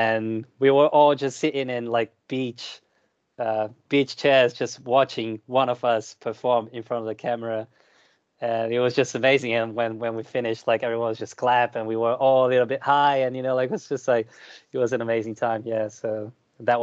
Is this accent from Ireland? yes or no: no; Brazil; moved away as an adult; now in United Kingdom; I am from Brazil